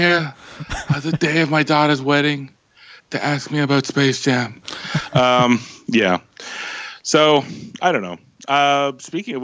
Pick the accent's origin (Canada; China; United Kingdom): Canada